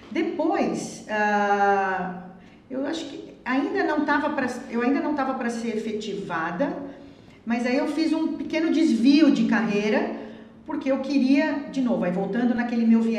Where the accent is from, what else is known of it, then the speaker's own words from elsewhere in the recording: Osasco, São Paulo, Brazil; é, minha terra.